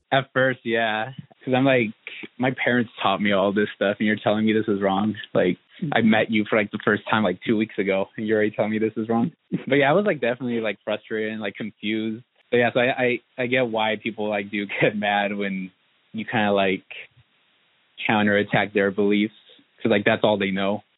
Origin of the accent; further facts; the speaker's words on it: Southern Oregon, United States; now in Portland, United States; I was born and raised in Southern Oregon